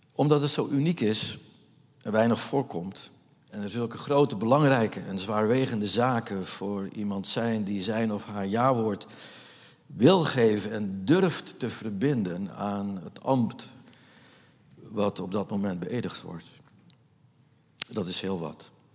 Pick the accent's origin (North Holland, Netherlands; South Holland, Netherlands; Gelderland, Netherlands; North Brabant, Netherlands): North Holland, Netherlands; Nieuw-Vennep; moved away as an adult; ik ben opgegroeid in de Jonker van de Poolstraat